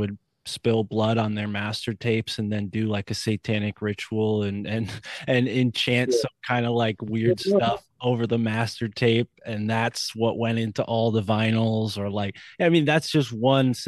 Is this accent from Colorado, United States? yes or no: no; New Haven, Connecticut, United States; I'm right near the Massachusetts border, but I'm from the New Haven area